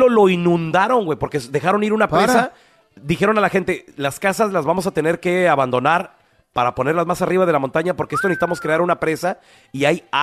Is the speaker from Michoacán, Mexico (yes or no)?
yes; Michoacán, Mexico; now in United States; De Michoacán, compa. Michoacán.